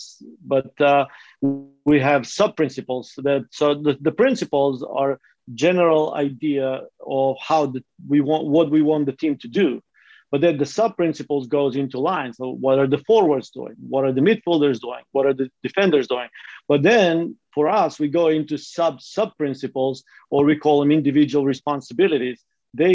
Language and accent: English; North Macedonia; now in United States; growing up in Macedonia or ex-Yugoslavia